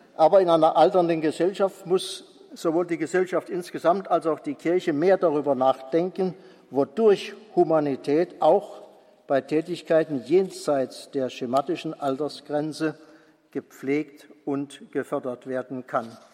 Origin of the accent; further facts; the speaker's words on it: Mosbach, Baden-Württemberg, Germany; now in Bonn, Germany; meiner Heimatgemeinde Musbach